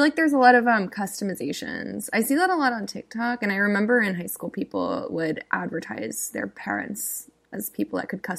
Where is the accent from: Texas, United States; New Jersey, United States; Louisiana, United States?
Texas, United States; South; I'm from, like, a weirder part of Texas. Like, I'm sure, it's like, I'm from South Texas, and Texas is, like, huge.